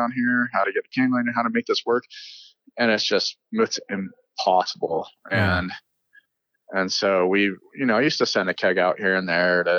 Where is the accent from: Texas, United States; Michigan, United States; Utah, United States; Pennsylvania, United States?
Utah, United States; Salt Lake City; I'm a Sugar House Utah kid. I grew up here in Utah.